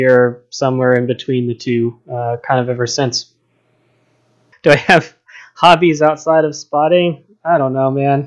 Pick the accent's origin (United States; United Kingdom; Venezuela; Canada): United States; outside Boston, Massachusetts; moved away as an adult; now in Seattle, United States; I grew up on the East Coast outside Boston, Massachusetts